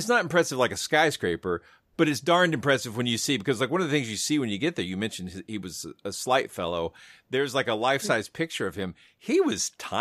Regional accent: the South, United States; growing up in the South

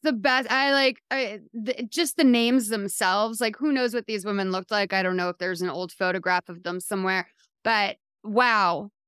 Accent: Massachusetts, United States; I'm from Massachusetts

